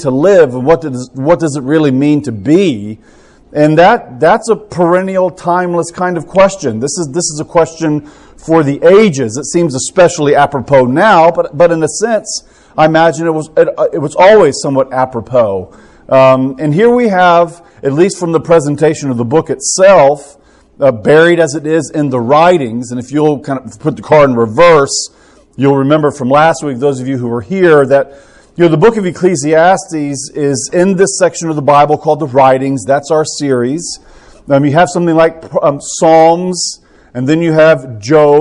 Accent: Tampa, Florida, United States; now in Birmingham, United States; I'm from Tampa, Florida

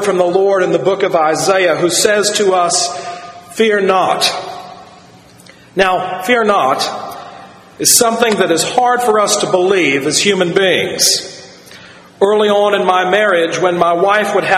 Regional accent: United States; we were growing up around the Chesapeake Bay

